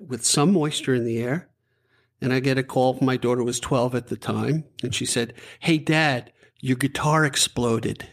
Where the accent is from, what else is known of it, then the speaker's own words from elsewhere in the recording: Levittown, New York, United States; I'm a guy from Levittown